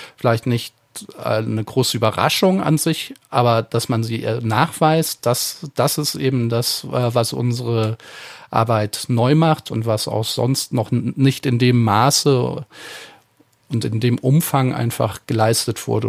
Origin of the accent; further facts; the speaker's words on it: Eifel, Germany; mit den Dialekten in der Eifel, wo ich herkomme